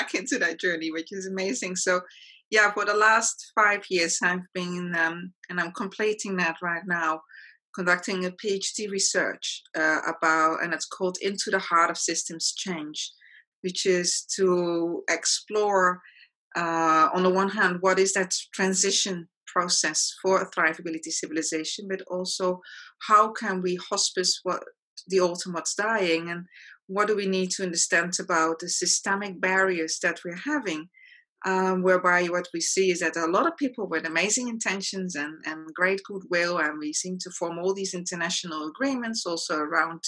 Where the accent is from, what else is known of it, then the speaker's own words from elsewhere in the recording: Netherlands; moved away as an adult; also born or lived in South Africa / Australia; now in Mauritius; I was born in the Netherlands and lived there for the first half of my life, and then lived in South Africa, Australia, and recently Mauritius.